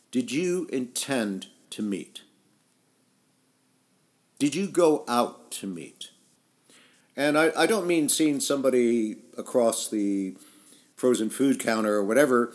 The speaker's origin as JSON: {"language": "English", "country": "United States", "tie": "born or raised there", "also_born_or_lived": "England / France / Italy", "moved": "as an adult", "said": "although I grew up in the United States, I left in my early 20s and lived in about half a dozen countries"}